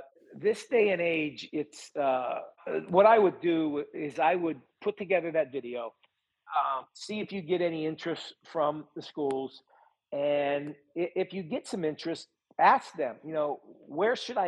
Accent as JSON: {"language": "English", "town": "Butler", "region": "Pennsylvania", "country": "United States", "said": "I'm from Butler, Pennsylvania, 30 miles north of Pittsburgh"}